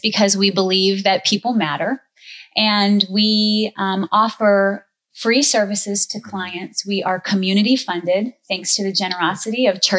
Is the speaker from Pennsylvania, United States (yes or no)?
yes; Lock Haven, Pennsylvania, United States; moved away as an adult; also born or lived in Annapolis, Maryland; I am actually from Lock Haven, born and raised